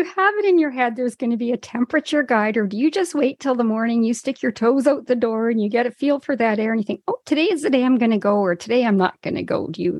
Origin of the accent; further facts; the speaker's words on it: Yukon, Canada; we're a little bit wild when we come from the Yukon